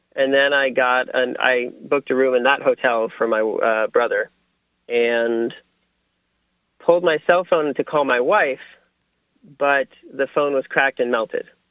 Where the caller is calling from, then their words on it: Portland, Oregon, United States; I'm calling from Portland, Oregon